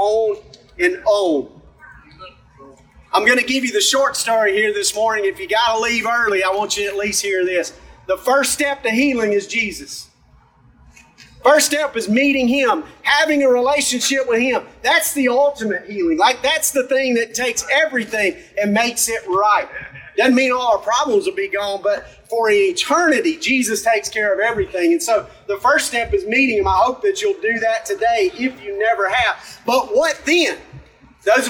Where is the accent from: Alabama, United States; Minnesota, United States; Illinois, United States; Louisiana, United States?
Alabama, United States; I'm from McCall, Alabama